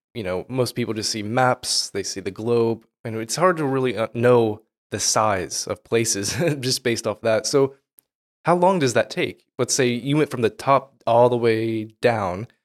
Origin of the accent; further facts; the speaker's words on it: United States; moved away; I am from America